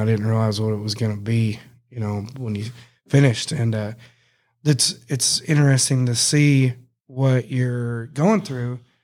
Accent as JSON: {"language": "English", "town": "Cross Plains", "region": "Texas", "country": "United States", "tie": "born or raised there", "said": "I grew up in Cross Plains that one year"}